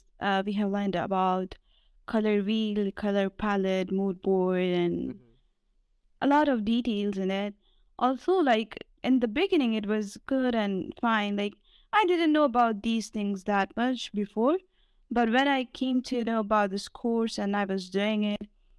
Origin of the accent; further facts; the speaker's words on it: Pakistan; English is a second language; I'm from Pakistan.